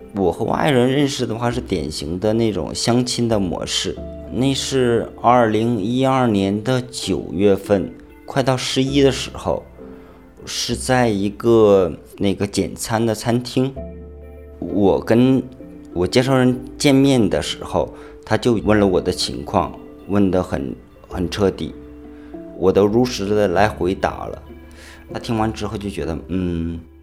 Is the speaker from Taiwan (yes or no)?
no; Northeast China, China; moved away as an adult; also born or lived in Guangzhou; now in Zhanjiang, China; 我是东北人